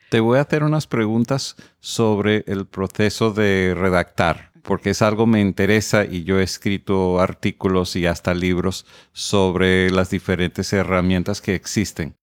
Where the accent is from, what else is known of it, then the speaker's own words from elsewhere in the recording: United States; yo soy estadounidense